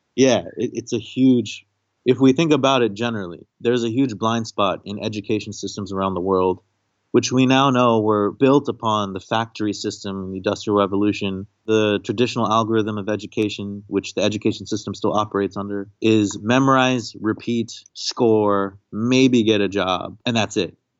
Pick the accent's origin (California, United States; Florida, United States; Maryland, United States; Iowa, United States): Maryland, United States; also born or lived in Kashmir; I'm the first American born in my family. So I was born in Maryland, but my family's from this pretty far out, beautiful, tragic, but resilient place called Kashmir